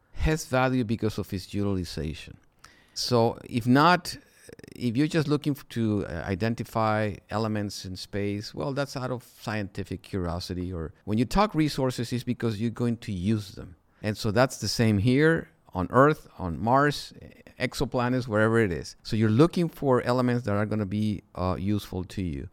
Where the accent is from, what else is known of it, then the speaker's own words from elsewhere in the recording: Mexico; moved away as an adult; I'm originally from Mexico, and, uh, there I went to school